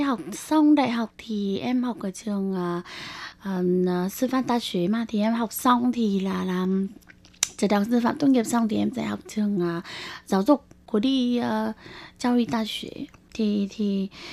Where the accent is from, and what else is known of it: Vietnam; moved away as an adult; now in Taiwan